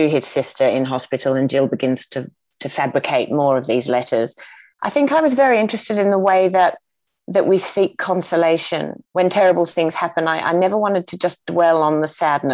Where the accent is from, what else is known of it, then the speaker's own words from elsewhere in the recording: Tasmania, Australia; growing up in Tasmania